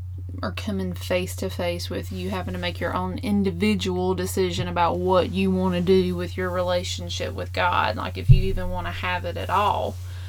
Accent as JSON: {"language": "English", "town": "Wilson", "region": "North Carolina", "country": "United States", "said": "I'm originally from North Carolina, around the Wilson area, in a family of 6. I am the 3rd. I am the baby girl. And actually, I was raised in a Christian home. Both of my parents were ministers"}